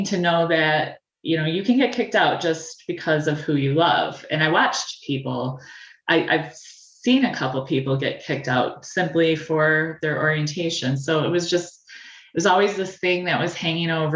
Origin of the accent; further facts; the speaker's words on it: Bay City, Michigan, United States; I was born and raised in the Great Lakes Bay Area in Bay City